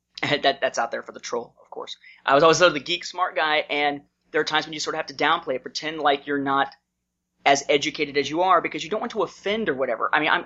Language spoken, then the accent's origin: English; Indiana, United States; moved away as an adult; I moved to Georgia from Indiana in 2002 once I graduated from college.